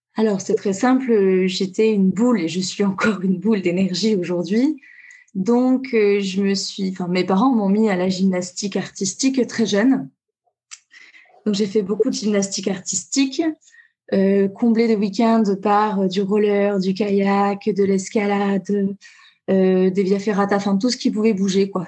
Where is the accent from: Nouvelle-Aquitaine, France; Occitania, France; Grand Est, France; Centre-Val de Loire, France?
Nouvelle-Aquitaine, France; Tulle; moved away as an adult; now in Toulouse, France; je suis donc de Tulle, en Corrèze